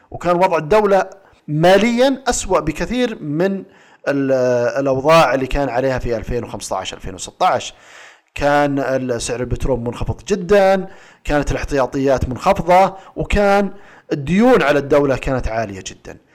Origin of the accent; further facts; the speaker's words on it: Saudi Arabia; اجيب لك مثال عندنا في السعوديه الريال السعودي مثبت قدام الدولار